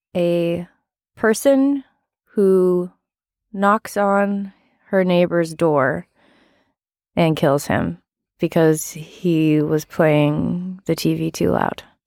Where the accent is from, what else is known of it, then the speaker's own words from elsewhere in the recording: Massachusetts, United States; I grew up in Massachusetts